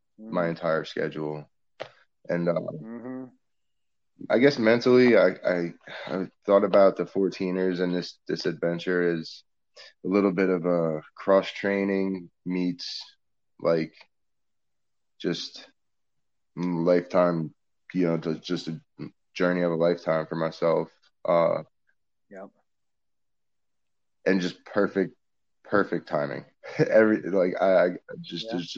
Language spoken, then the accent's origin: English; Northeast, United States; moved away as an adult; also born or lived in Vermont; now in New Orleans, United States; growing up in the Northeast and living down here in the flatlands is quite a change up